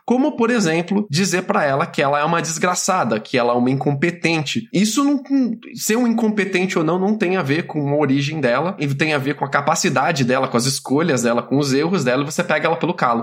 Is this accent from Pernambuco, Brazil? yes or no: no; Piracicaba, São Paulo, Brazil; moved away; Eu cresci em Piracicaba, que não é uma cidade muito pequena, tem seus 400 mil habitantes, mas eu ainda considero ela uma cidade de interior, interior paulista